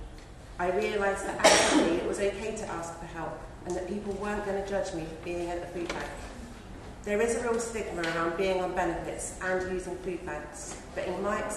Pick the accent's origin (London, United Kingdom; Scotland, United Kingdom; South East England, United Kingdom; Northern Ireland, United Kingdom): South East England, United Kingdom; Hampshire; I'm from Hampshire